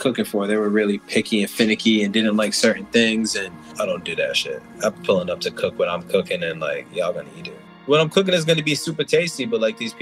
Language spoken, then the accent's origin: English; Hartford, Connecticut, United States; also born or lived in Barbados; I was born in Hartford, Connecticut, and I was raised between Hartford